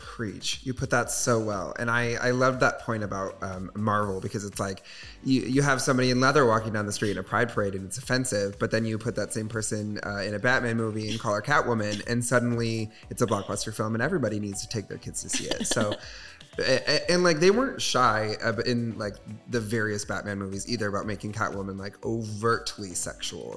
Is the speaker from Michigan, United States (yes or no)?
yes; Michigan, United States; now in Chicago, United States; I'm from Michigan